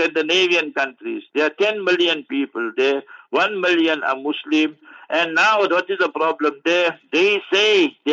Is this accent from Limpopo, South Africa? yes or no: no; Heidelberg, Gauteng, South Africa; Heidelberg, my hometown